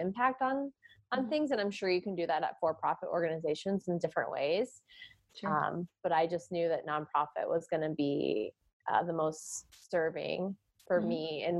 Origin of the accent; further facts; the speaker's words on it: Indianapolis, Indiana, United States; moved away as an adult; also born or lived in California; born and raised in Indianapolis, took a few years away and moved to California for a few years